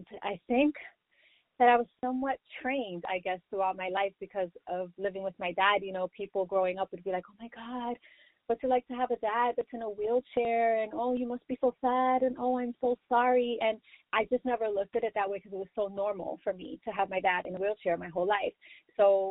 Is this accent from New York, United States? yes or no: yes; New York City, New York, United States; I'm born and raised in the Bronx, New York, just like J-Lo